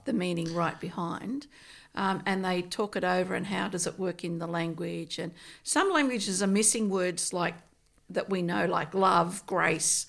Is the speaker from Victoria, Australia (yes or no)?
no; Nyngan, New South Wales, Australia; also born or lived in Tottenham / Katoomba / West Wyalong; now in Tamworth, Australia; I was born in a place called Ningen